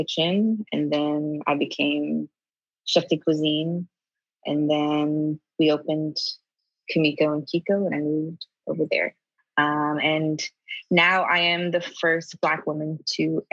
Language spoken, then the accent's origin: English; Springfield, Ohio, United States; moved away as an adult; also born or lived in Columbus, Ohio / Chicago; So I am from Springfield, Ohio. I grew up there. And then, you know, when I was in high school, I moved to Columbus, but I'm from Ohio.